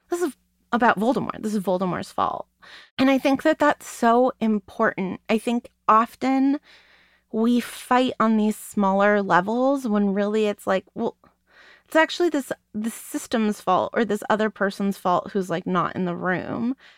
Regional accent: United States; being an American

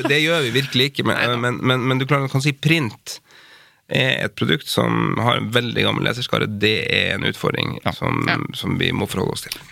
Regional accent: Finnmark, Norway; jeg er jo finnmarking

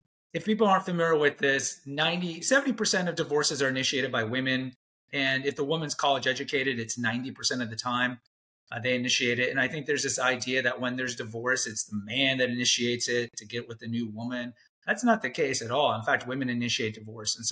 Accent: Texas, United States; I went to a Jesuit high school in Texas

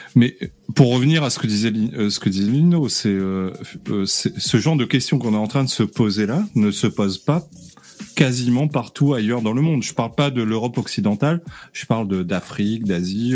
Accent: Réunion; je suis de la Réunion

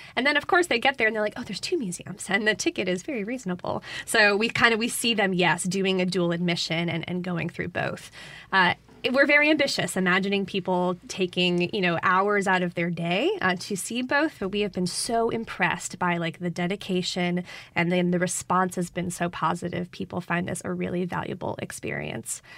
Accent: Connecticut, United States; moved away as an adult; now in Jackson, United States; I'm originally from Connecticut, but as I tell people, I've been living in Jackson for over ten years

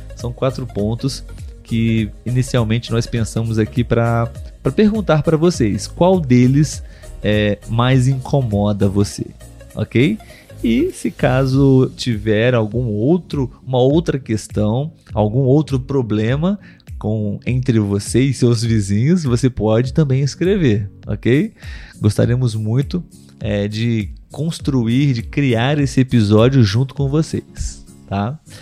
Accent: Brazil; Então aqui eu e Letícia somos brasileiros

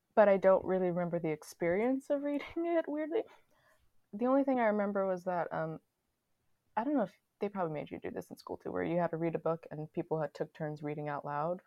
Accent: New York City, New York, United States; I'm from Queens

